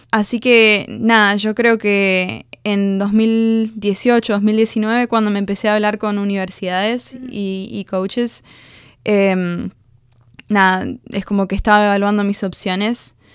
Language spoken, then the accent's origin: Spanish; Argentina; also born or lived in United States; yo en realidad nací en Estados Unidos porque mis papás estaban haciendo un máster's.